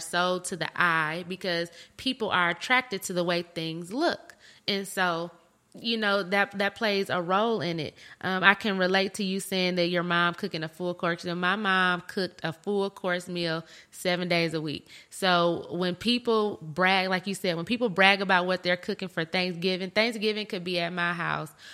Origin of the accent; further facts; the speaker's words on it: Flint, Michigan, United States; also born or lived in Grand Blanc, Michigan; I'm from Michigan. I'm from Flint, Michigan